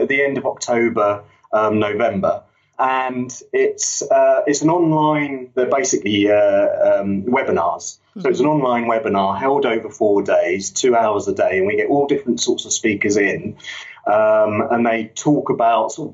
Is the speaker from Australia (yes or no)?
no; London, United Kingdom; moved away as an adult; now in Yorkshire, United Kingdom; I grew up in London